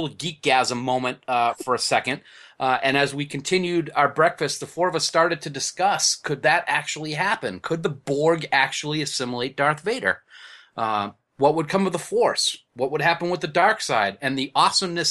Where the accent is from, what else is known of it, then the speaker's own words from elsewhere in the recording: New England, United States; we're from New England